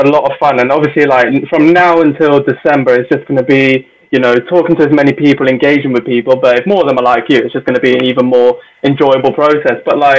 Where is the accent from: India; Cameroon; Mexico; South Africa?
India; I mean, I'm Indian. We like fair prices.